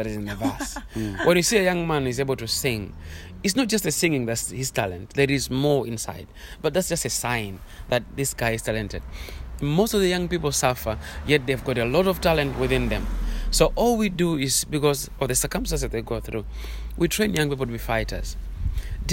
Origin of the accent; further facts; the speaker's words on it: Malawi; I'm from Malawi.